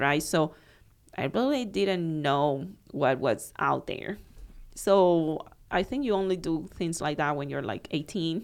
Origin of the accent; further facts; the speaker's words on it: Cuba; moved away as an adult; also born or lived in Miami; now in Naples, United States; growing up in Cuba at that time